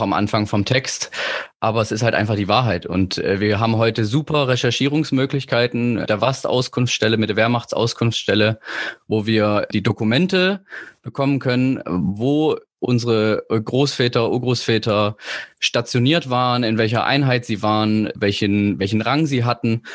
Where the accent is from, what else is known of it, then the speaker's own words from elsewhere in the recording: Leipzig, Saxony, Germany; moved away; Ich komme ja eigentlich aus Leipzig